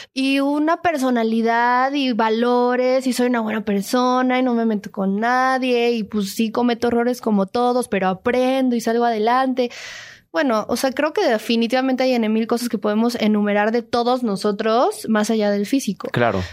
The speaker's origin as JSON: {"language": "Spanish", "region": "Mexico City", "country": "Mexico", "tie": "born or raised there", "also_born_or_lived": "Mérida, Yucatán", "said": "yo nací en Mérida, Yucatán, pero toda mi vida la, la, he pasado aquí, crecí aquí, mi, eh, ritmo de vida es el de la Ciudad de México"}